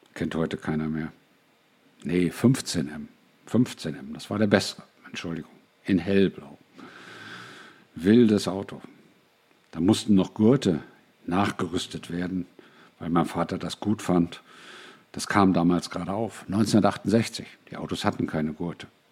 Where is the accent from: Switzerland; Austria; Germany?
Germany; Braunschweig, Lower Saxony; Ich bin in Braunschweig aufgewachsen